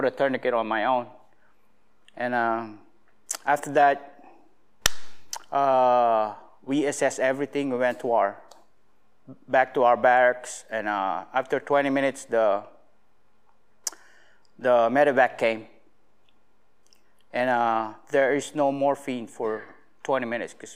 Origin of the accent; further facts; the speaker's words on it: Alaska, United States; I'm from Alaska